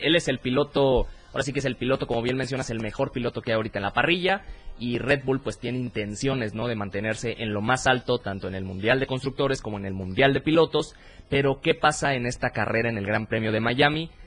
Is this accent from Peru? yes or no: no; Mexico; aquí en México